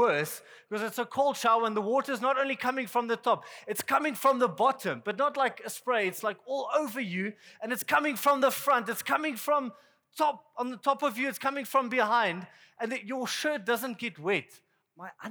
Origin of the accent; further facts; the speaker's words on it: South Africa; I'm from South Africa